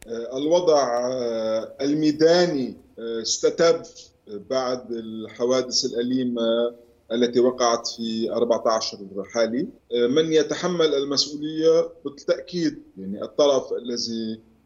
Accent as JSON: {"language": "Arabic", "country": "Lebanon"}